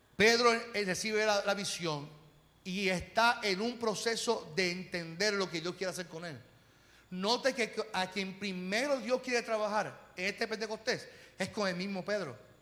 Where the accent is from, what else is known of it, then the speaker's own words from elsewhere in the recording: Carolina, Puerto Rico; yo vengo de Carolina